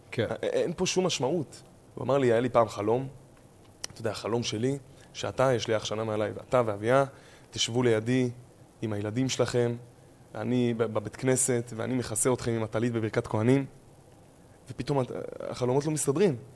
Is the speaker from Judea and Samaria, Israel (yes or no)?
yes; Tal Menashe, Judea and Samaria, Israel; אני מטל מנשה, זה יישוב בצפון השומרון, אה, אזור ואדי ערה, וגדלתי שם בעצם.